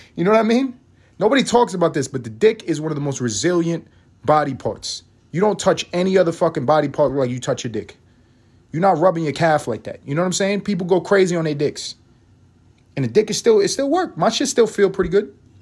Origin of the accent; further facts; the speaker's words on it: United States; We're American